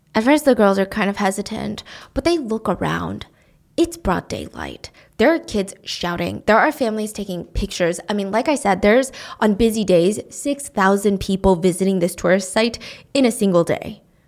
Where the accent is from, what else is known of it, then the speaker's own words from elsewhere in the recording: United States; I'm an American. I was born here